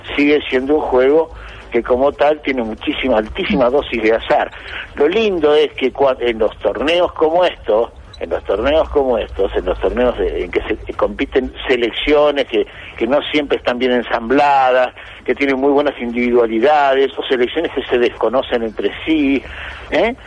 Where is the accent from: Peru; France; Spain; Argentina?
Argentina; soy argentino